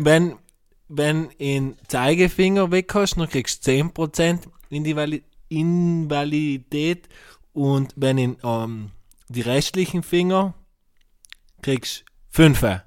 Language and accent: German; South Tyrol, Trentino-Alto Adige, Italy; bei uns in Südtirol